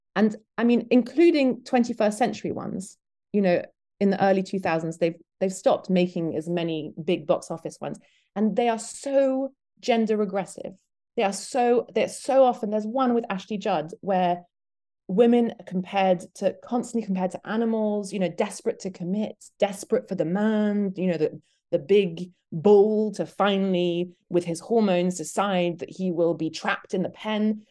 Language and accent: English; Belgium; now in Detroit, United States; I'm British, but I grew up in Belgium.